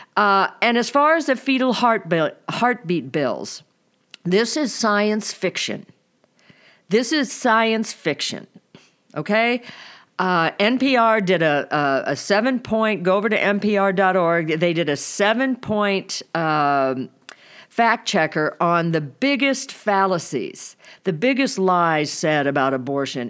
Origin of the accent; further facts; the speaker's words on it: Missouri, United States; I was born and raised in Missouri.